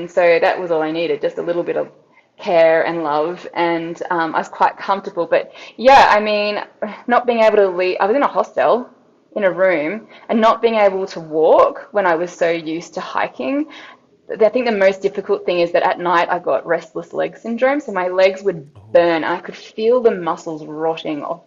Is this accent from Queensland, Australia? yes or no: yes; Brisbane, Queensland, Australia; I come from Brisbane in Australia, but I mean, everyone moves around a lot, so I've lived in all sorts of different places, but Australia is definitely home for me.